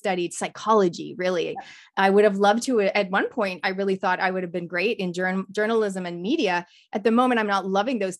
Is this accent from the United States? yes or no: no; Canada; I come from Canada